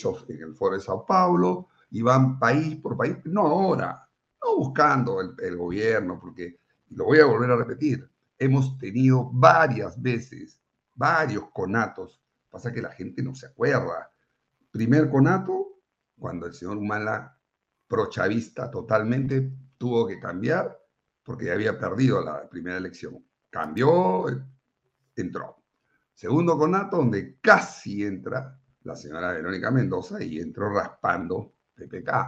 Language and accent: Spanish; Colombia; Yo no podía creer que un pueblo como el colombiano, bueno, tampoco nunca me imaginé que nosotros íbamos a estar en esta situación